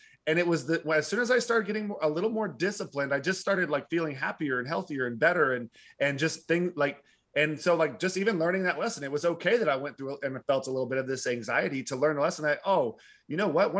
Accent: Arlington, Texas, United States; also born or lived in Fort Worth; So I grew, Texas. I was born in Fort Worth. I grew up in Arlington and I moved like 12 times as a kid.

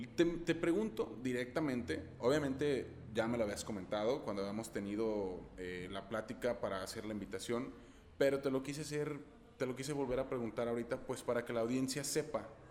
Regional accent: Guadalajara, Jalisco, Mexico; pronuncian una palabra muy similar a la que decimos aquí en Guadalajara

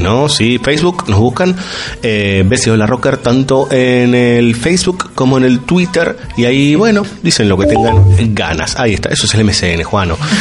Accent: Argentina; como argentino, si quieren, como sudaca para los demás

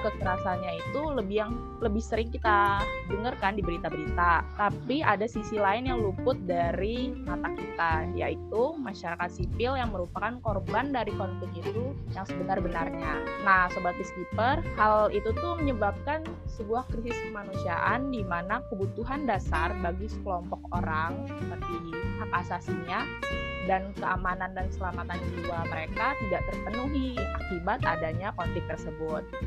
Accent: Lampung, Indonesia; now in Jakarta, Indonesia; Aku asalnya dari Lampung, tapi sekarang berdomisili di Jakarta

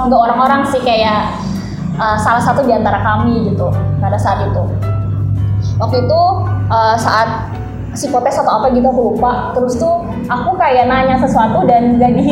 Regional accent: Kalimantan, Indonesia; aku dari Kalimantan jauh banget gitu major aku juga nggak sesuai sama tema yang udah ada

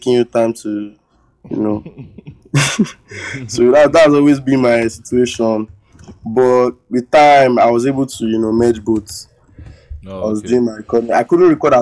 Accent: Lagos, Nigeria; I was giving birth in Lagos. I lived my whole life in Lagos

